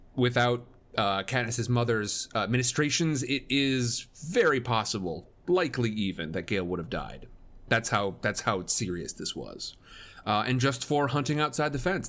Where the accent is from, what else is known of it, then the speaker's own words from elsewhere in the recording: Midwest, United States; I grew up in the Midwest